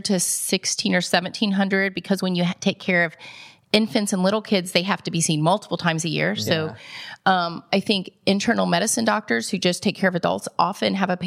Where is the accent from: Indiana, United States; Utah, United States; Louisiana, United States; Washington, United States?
Indiana, United States; Indianapolis; moved away as an adult; now in Columbus, United States; I actually grew up on the west side of Indianapolis